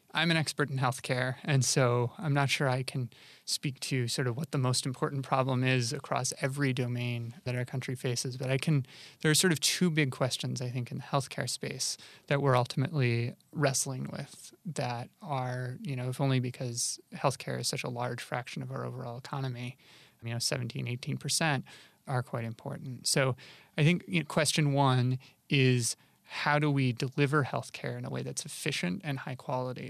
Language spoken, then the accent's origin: English; Rochester, New York, United States; I grew up in Rochester, New York, which is in upstate New York